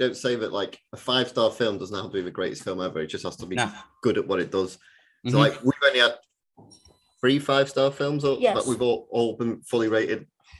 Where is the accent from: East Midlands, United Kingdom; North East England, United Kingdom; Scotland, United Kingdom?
North East England, United Kingdom; Newcastle upon Tyne; We're from Newcastle